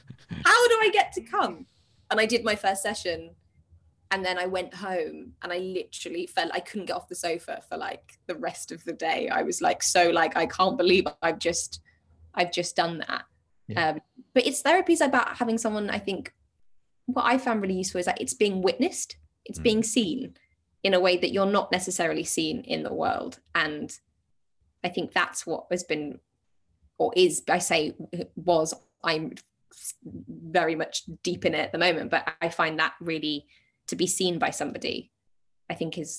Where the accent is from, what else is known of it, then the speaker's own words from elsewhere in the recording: United Kingdom; well, we're British